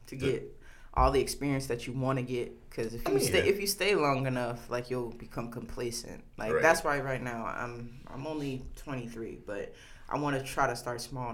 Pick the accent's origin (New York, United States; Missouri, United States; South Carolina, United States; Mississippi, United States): South Carolina, United States; I don't want to stay in South Carolina. Like, it is my home state